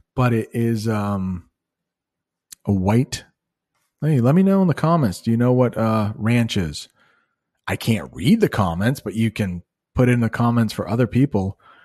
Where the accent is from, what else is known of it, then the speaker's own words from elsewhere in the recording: United States; As an American